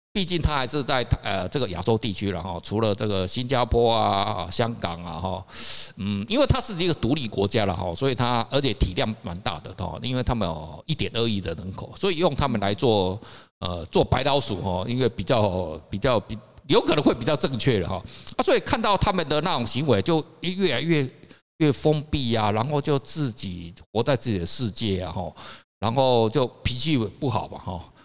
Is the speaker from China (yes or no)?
no; Taiwan; moved away; also born or lived in Japan / Spain; 我们台湾人